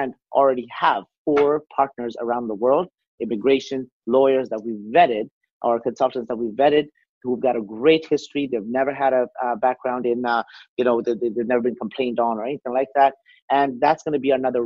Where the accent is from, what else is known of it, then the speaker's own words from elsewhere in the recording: Canada; I, as a Canadian